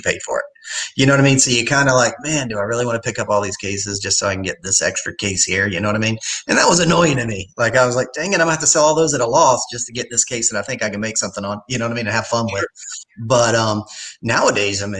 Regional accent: Wilmington, North Carolina, United States; also born or lived in New York; I grew up and born and raised in Wilmington

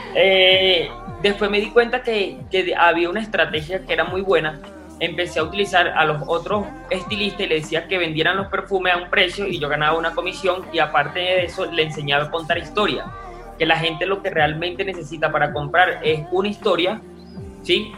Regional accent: Guarenas, Miranda, Venezuela; moved away as an adult; now in Bogotá, Colombia; En Venezuela vivía en Las Clavellinas, o sea, en Guarena, en un sector urbano bastante complejo.

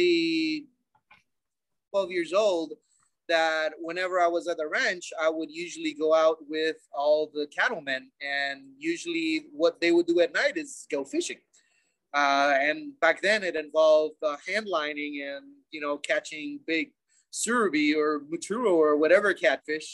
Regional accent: Bolivia; growing up in Bolivia is, as any other South American third world country, it's unique

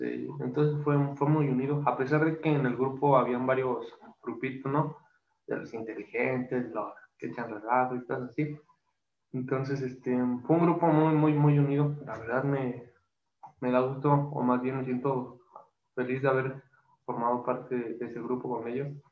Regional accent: Toluca, State of Mexico, Mexico; como yo soy de Toluca

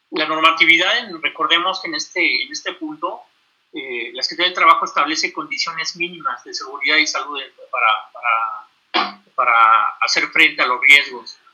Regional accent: Mexico; nosotros como mexicanos, hablando de todos los que vivimos aquí en este país

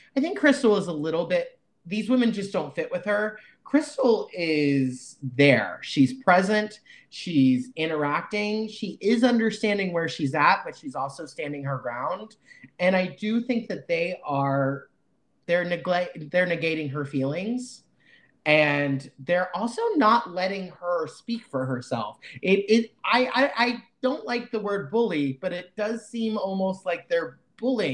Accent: the South, United States; I was raised in the South

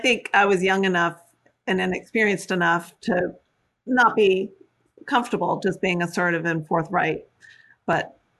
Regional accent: the South, United States; I was raised in the South, so I could draw on that friendliness that was drilled into me.

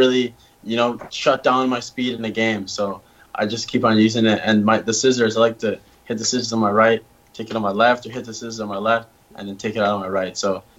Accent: Canada; now in United States; And, you know, being a Canadian here, it's not that big of a difference.

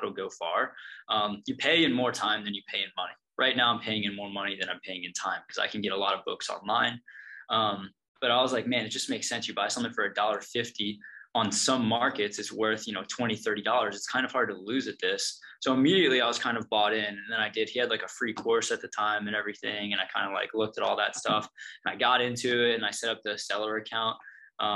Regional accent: East Coast, United States; also born or lived in Oregon; Now that I'm back on the East Coast, I'm actually from the East Coast

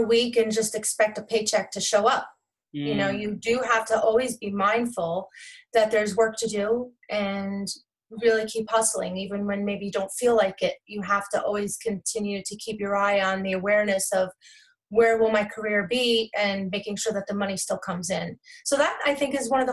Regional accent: New Jersey, United States; also born or lived in Staten Island, New York / Toms River, New Jersey; But I live in Toms River, New Jersey. I've been here for about 14 years, but I've been a New Jersey resident my entire life

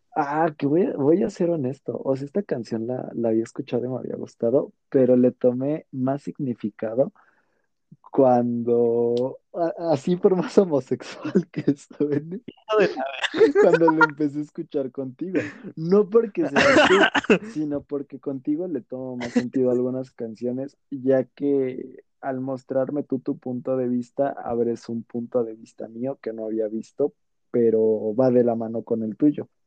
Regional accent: Mexico

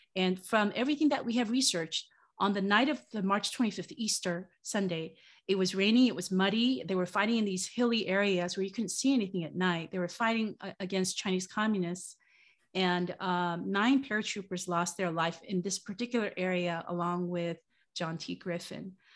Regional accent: South Korea; now in United States; I was born in Korea after the Korean War

